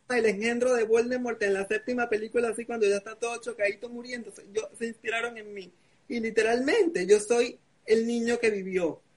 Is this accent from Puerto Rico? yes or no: no; Venezuela; now in Panama; Soy un chico venezolano, eh, residenciado en Panamá de 27 años